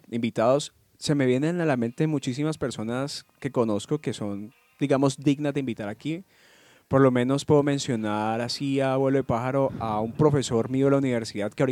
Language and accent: Spanish; Cali, Valle del Cauca, Colombia; Y te lo digo como caleño.